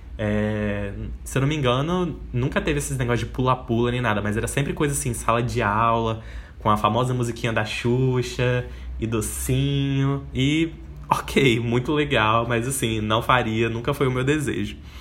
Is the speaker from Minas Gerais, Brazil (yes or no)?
no; Espírito Santo, Brazil; also born or lived in Salvador, Bahia; eu nasci em Salvador, lá na Bahia, mas eu vivi e cresci praticamente toda a minha vida aqui no Espírito Santo